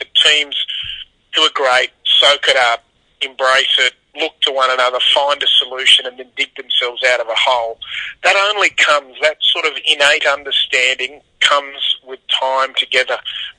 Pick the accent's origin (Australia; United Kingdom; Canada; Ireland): Australia; because I'm an Aussie rugby fan